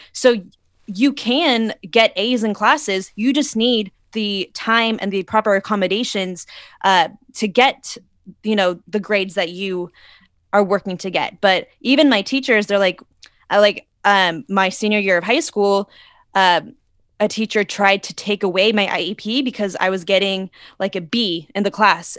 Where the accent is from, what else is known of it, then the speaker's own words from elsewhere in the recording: Arizona, United States; moved away as an adult; now in Los Angeles, United States; I'm originally from Arizona, and I moved out to L A about six years ago